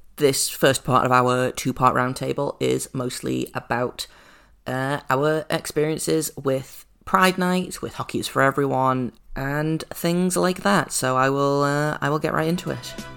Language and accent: English; United Kingdom; I am the only, uh, British host on the Locked On Podcast Network